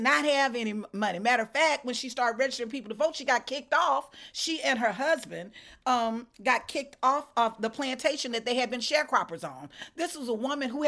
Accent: Alabama, United States; also born or lived in Georgia; I'm from Alabama. I'm from the Deep South

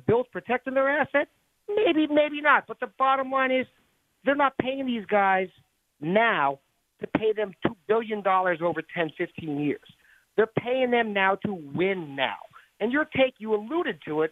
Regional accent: Oakland, California, United States; I'm from the Bay Area, from Oakland

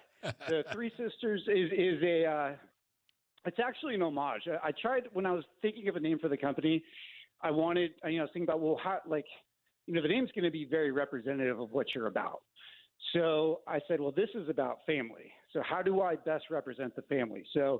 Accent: Sacramento Valley, California, United States; I lived on a little ranch, actually, in Northern California. So I was born and raised in the Sacramento Valley.

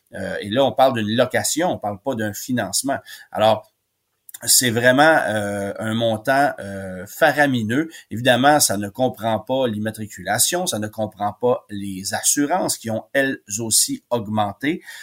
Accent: Quebec, Canada; chez nous au Québec

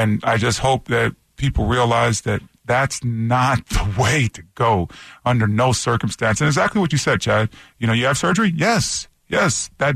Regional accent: Toronto, Ontario, Canada; moved away; I grew up in Toronto, Canada

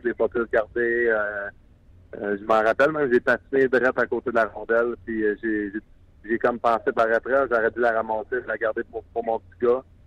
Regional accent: Quebec, Canada; en tant que Québécois

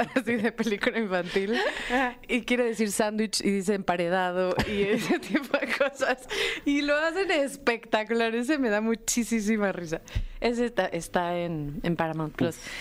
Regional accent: Mexico; como mujeres mexicanas

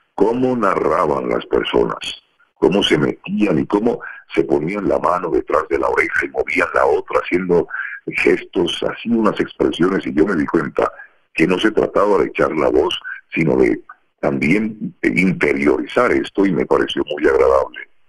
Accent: Colombia; moved away as an adult; como buen colombiano

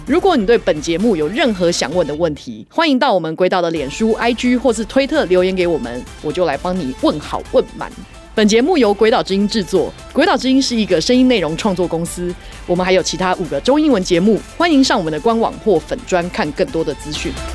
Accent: Taiwan; 我们身为台湾人，我们每一个人代表都是台湾

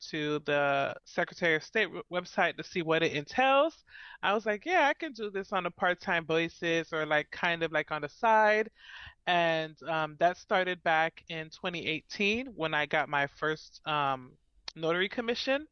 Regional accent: Miami, Florida, United States; born or raised there; moved away as an adult; now in Central Florida, United States

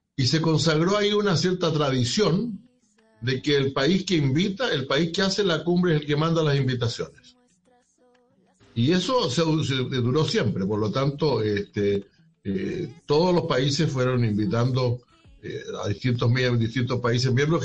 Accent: Chile; en mi país

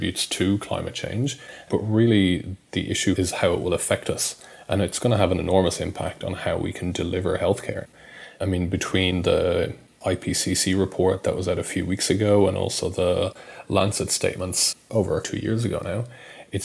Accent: Dublin, Leinster, Ireland; moved away as an adult; also born or lived in Perth / Sydney / Brisbane; now in Melbourne, Australia; I'm Irish. I grew up in Dublin, went to medical school there and came out here to Australia, to Perth actually, in 2009

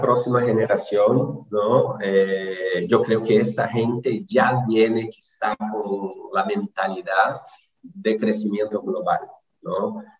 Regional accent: Brazil; soy brasileño

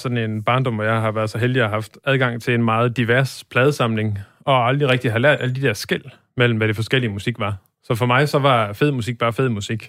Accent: Birkelse, North Denmark Region, Denmark; now in Aarhus, Denmark; jeg kommer fra en meget lille by, der hedder Birkelse, som ja. ligger midt imellem øh, Aalborg og Blokhus

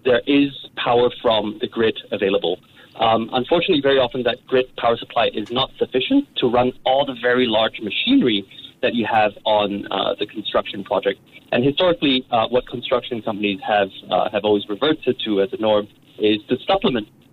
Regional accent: Brunei; I grew up in Brunei

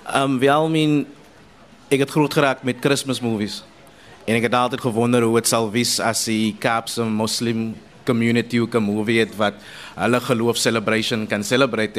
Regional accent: Paarl, Western Cape, South Africa; ek is van die Parel, but you know die die die gemeenskappe van die Cape Flats is maar baie dieselfde waar ek groot geraak het.

